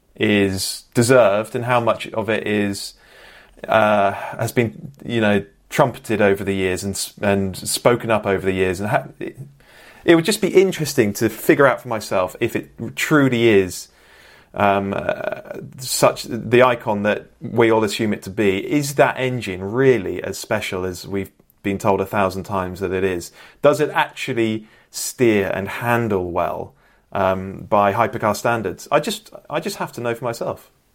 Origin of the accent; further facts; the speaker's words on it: Bristol, South West England, United Kingdom; I'm from Bristol, proudly born and raised